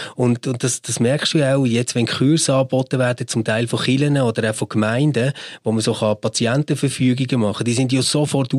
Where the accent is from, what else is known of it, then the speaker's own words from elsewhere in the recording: Switzerland; bei uns in der Schweiz